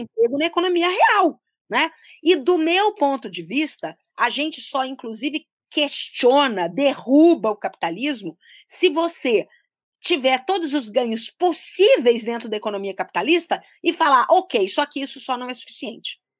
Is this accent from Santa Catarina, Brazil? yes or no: no; Belo Horizonte, Minas Gerais, Brazil; also born or lived in Brasília; uma brasileira que nasceu em Brasília, no início dos anos 60, logo depois ali da inauguração. Uh, tive uma, uma vida em cidades urbanas, eu cresci muito tempo em Belo Horizonte